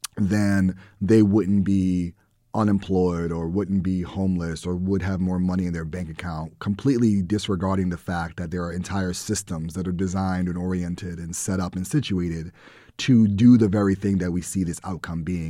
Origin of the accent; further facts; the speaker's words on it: New York City, New York, United States; growing up in the Bronx and living in the Bronx